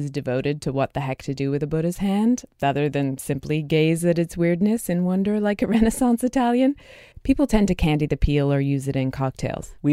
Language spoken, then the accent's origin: English; United Kingdom; I am a limey